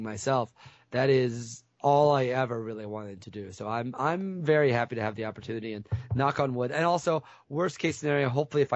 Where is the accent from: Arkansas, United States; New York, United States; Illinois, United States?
Illinois, United States; Central; I didn't grow up in St. Louis itself. I grew up in Central Illinois